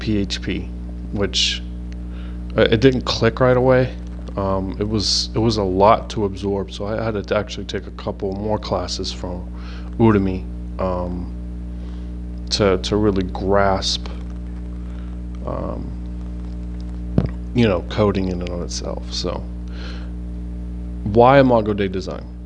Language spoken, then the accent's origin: English; Pittsburgh, Pennsylvania, United States; moved away as an adult; now in New Jersey, United States; born and raised in Pittsburgh, PA